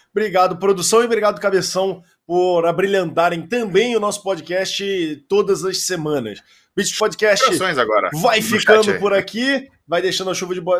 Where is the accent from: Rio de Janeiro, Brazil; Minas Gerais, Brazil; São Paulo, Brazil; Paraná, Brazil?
Rio de Janeiro, Brazil; Eh, aí, eu sou carioca, eu tenho vivência, é aquela uma hora de carioca, tá ligado?